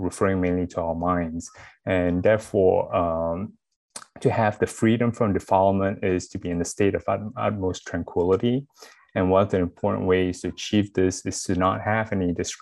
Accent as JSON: {"language": "English", "country": "Malaysia", "moved": "yes", "lives_now": "Washington, D.C. area, United States", "said": "I'm actually also from Malaysia."}